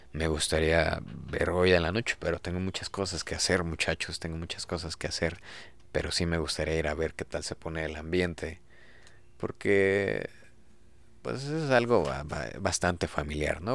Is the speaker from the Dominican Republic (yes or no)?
no; Mexico; dentro de nuestra cultura como mexicanos